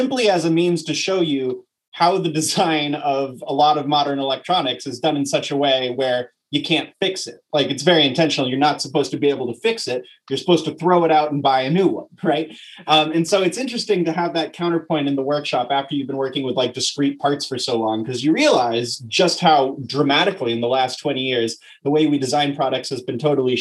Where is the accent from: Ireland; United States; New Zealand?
United States; New York City, New York; now in Berkeley, United States; I'm originally from New York City. Where I grew up in the American folk music tradition